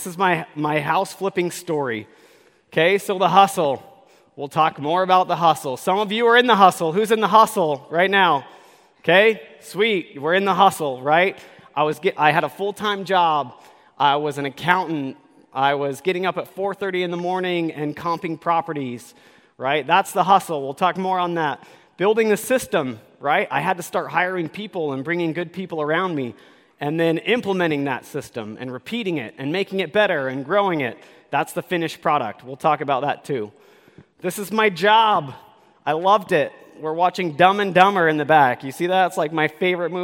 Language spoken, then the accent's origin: English; Utah, United States; I am from Utah